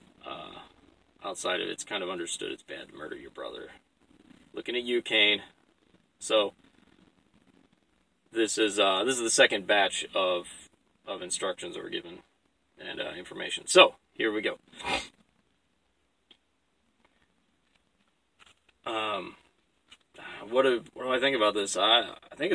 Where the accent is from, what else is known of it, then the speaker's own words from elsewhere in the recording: Alaska, United States; I'm from Alaska